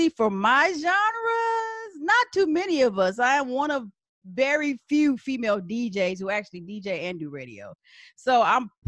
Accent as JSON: {"language": "English", "town": "San Antonio", "region": "Texas", "country": "United States", "tie": "born or raised there", "also_born_or_lived": "Washington, D.C.", "moved": "as an adult", "lives_now": "Atlanta, United States", "said": "I'm from San Antonio, specifically Texas."}